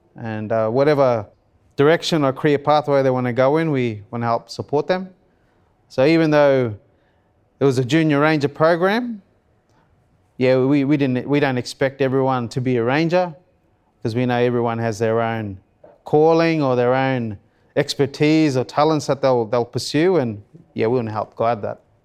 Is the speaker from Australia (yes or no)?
yes; Cairns, Queensland, Australia; After high school, I moved away from Cairns